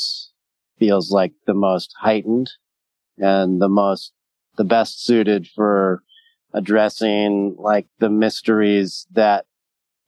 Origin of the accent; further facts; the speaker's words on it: Southern California, United States; I was raised in Southern California